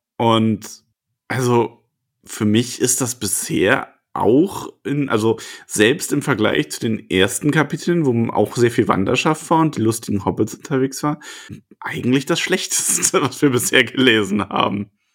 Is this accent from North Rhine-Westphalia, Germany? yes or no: yes; Solingen, North Rhine-Westphalia, Germany; ich bin überhaupt nicht aus dem Ruhr. Ich bin aus Solingen, das ist nicht Ruhrpott